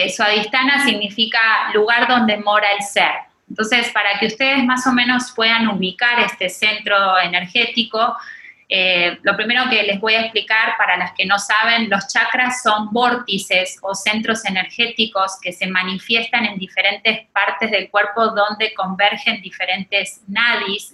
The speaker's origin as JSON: {"language": "Spanish", "country": "Argentina", "also_born_or_lived": "Mexico City, Mexico", "moved": "as an adult", "lives_now": "Riviera Maya, Mexico", "said": "Soy argentina, hace 17 años que estoy viviendo en la Ciudad de México"}